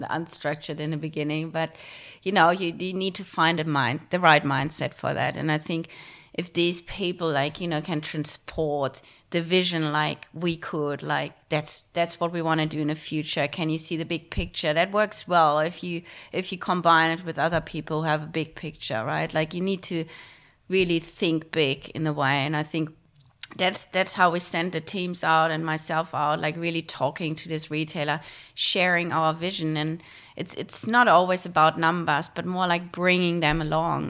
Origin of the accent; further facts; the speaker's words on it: Germany; moved away as an adult; now in Australia; I grew up in Germany.